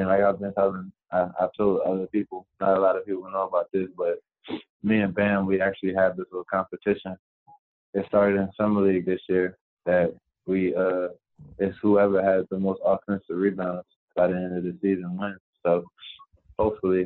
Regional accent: Chester, Pennsylvania, United States; where I'm from Chester, PA

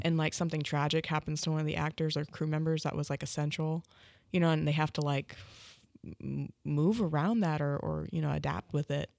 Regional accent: Tahlequah, Oklahoma, United States; Tahlequah in my hometown

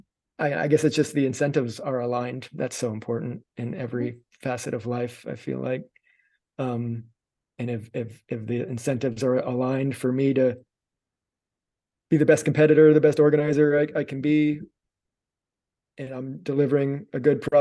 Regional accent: Miami, Florida, United States; I'm from Miami

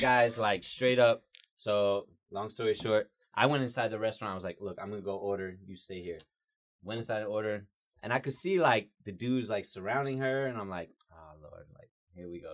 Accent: Georgia, United States; I'm also a white guy that's been born and raised in Georgia

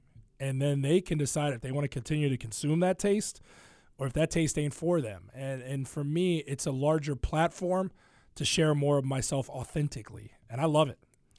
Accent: Ohio, United States; now in Chicago, United States; I grew up in Ohio, and Cincinnati's their sports talk radio, but it's not the beast that it is in Chicago.

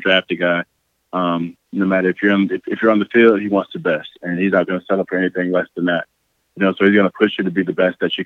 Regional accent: St. Petersburg, Florida, United States; moved away as an adult; now in Green Bay, United States; I'm from St. Petersburg, Florida.

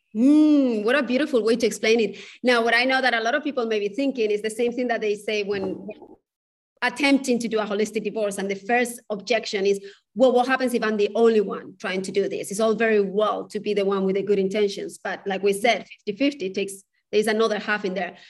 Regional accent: Spain; moved away; I come from a culture, I come from Spain

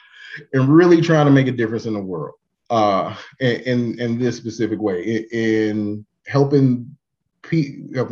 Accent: Kansas City, Missouri, United States; I'm from Kansas City. I've done a little bit, you know, graduated from Paseo High School

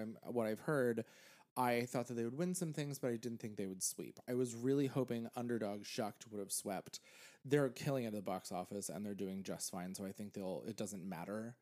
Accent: Pennsylvania, United States; now in New York, United States; I grew up in Pennsylvania

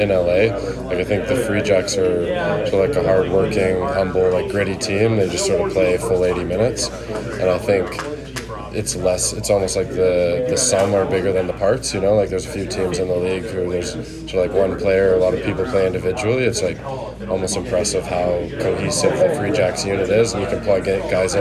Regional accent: Calgary, Alberta, Canada; moved away; I'm from Calgary, so that's sort of western Canada, right along the Rockies.

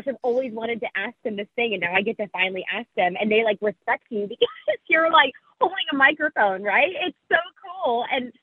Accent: Salt Lake City, Utah, United States; being from Salt Lake City, Utah originally

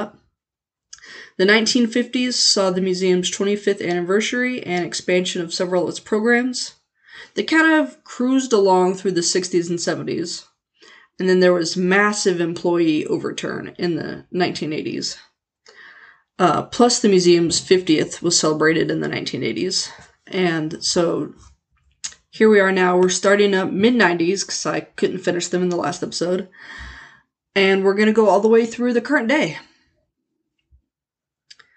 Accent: Leavenworth, Kansas, United States; my hometown of Leavenworth

